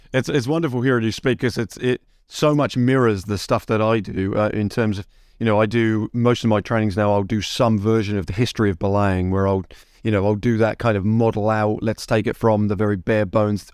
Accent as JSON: {"language": "English", "region": "England", "country": "United Kingdom", "moved": "yes", "lives_now": "United States", "said": "I am originally from England"}